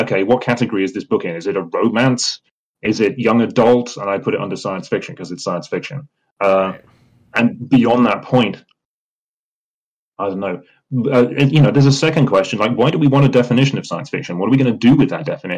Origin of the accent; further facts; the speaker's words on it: United Kingdom; I'm British